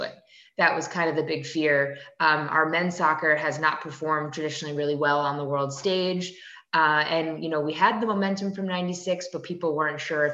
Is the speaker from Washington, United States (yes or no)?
no; New Jersey, United States; I was at the opening game at Gillette Stadium or at Giant Stadium growing up in New Jersey